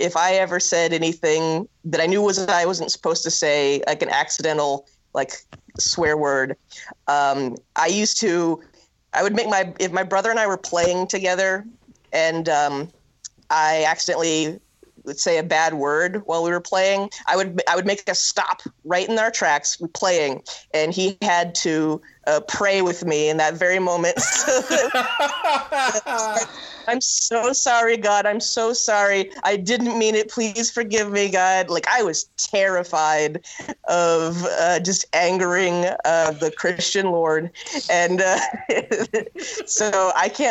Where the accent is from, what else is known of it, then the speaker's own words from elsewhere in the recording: Norfolk, Nebraska, United States; I grew up in Norfolk, Nebraska.